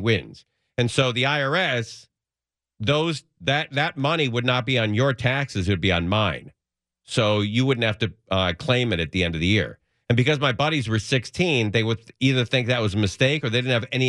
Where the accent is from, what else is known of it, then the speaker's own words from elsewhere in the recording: Los Angeles, California, United States; I grew up in the San Fernando Valley.